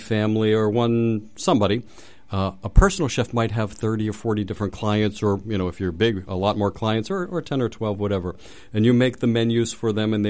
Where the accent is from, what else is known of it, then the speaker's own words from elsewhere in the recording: Pittsburgh, Pennsylvania, United States; I'm from Pittsburgh